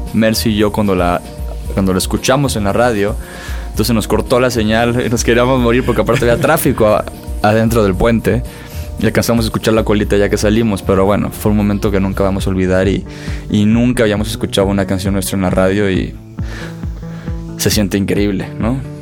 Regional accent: Acapulco, Guerrero, Mexico; moved away; also born or lived in Monterrey; Soy de Acapulco, pero estaba viviendo allá.

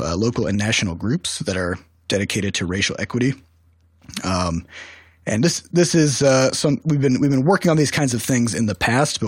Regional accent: Iowa, United States; now in St. Louis, United States; we're originally from Iowa, a small rural town of 10,000 people

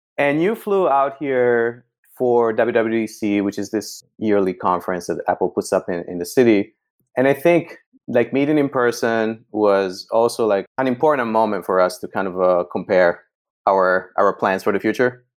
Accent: northern Italy, Italy; moved away as an adult; now in San Francisco, United States; growing up in Italy

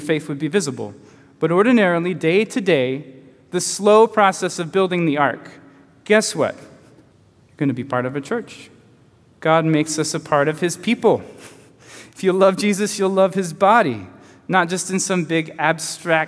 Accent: Chattanooga, Tennessee, United States; moved away as an adult; also born or lived in Tacoma, Washington; When I was 21, I left my hometown of Chattanooga

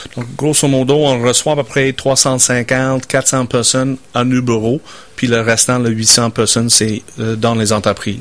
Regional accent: Saskatchewan, Canada; French is a second language; moved away as an adult; now in Quebec City, Canada; je viens de la Saskatchewan. Euh, j'étais né en Saskatchewan dans un petit village qui s'appelle Town. J'ai grandi sur la ferme

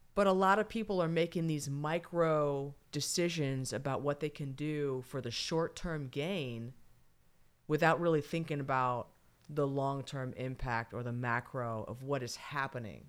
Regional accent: California, United States; I'm from California

